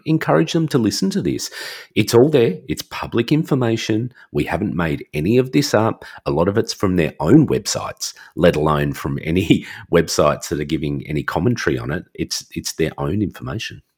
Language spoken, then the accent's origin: English; Australia; I'm Australian